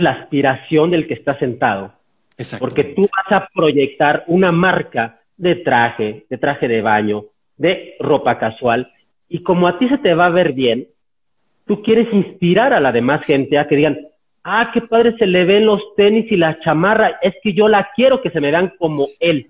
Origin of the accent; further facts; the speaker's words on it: San Luis Potosí, Mexico; moved away; yo soy de San Luis Potosí